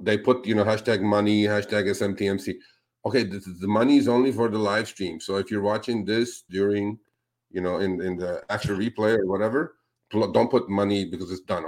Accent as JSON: {"language": "English", "region": "California", "country": "United States", "said": "I'm from California"}